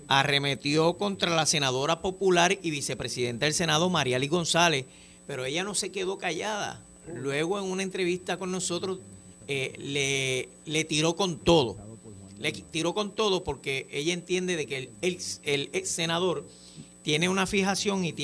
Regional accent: Puerto Rico; Tenemos que ser bien responsables eh, como puertorriqueños

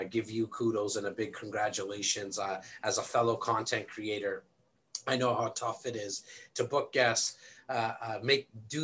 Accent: Canada; Born and raised here in Canada

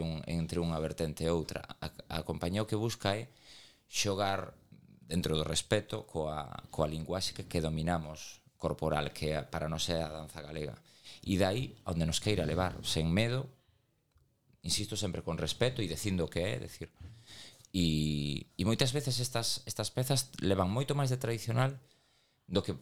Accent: Galicia, Spain; accent: Galician; y falamos castelá en, en Madrid, saben que somos galegos

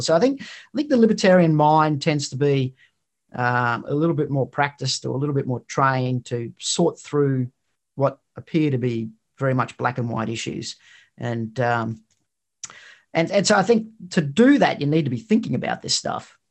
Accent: Queensland, Australia; from where I'm from, which is in Queensland.

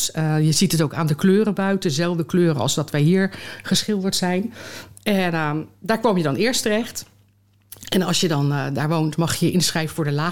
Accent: The Hague, South Holland, Netherlands; Geboren en getogen. Ja? Ik ben geboren op de Nieuwe Duinweg. Daar was de geboortekliniek van het eh, ziekenfonds de ASIVO.

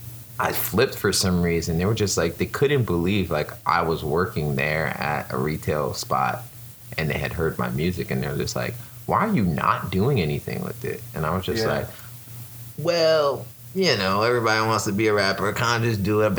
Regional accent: New York City, New York, United States; accent: New York; moved away as an adult; now in Orlando, United States; I am from Brooklyn, New York. If you can't tell by my accent, sometimes when I say things like coffee, you can hear it

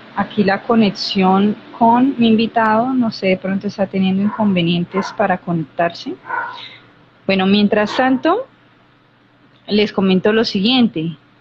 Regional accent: Colombia; yo soy de Colombia

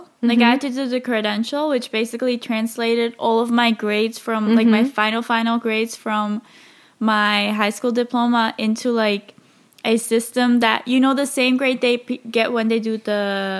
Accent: Switzerland; moved away as an adult; now in Spain; I'm from Europe. Like, I'm from Switzerland.

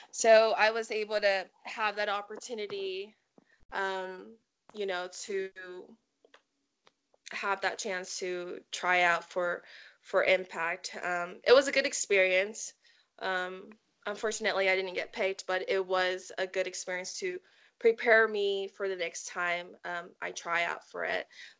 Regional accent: Samoa; Yeah, so just like I said, I was, you know, I was raised up in Samoa. So my character, I want it to be something that's a part of me. And being Samoan, you know, it comes with obstacles

